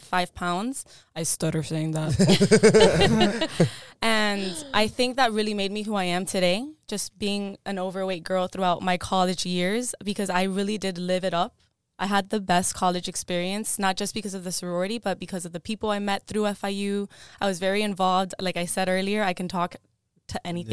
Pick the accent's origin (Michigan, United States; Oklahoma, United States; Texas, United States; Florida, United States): Florida, United States; Miami; first language Spanish; English is a second language; I do come from Cuban parents, born and raised in Miami